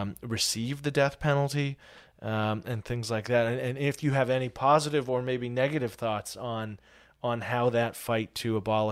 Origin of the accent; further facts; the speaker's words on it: Canada; as a Canadian